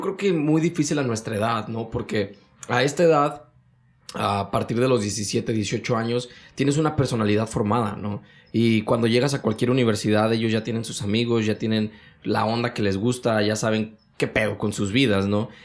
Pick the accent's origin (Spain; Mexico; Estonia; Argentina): Mexico; moved away as an adult; now in United States; soy mexicano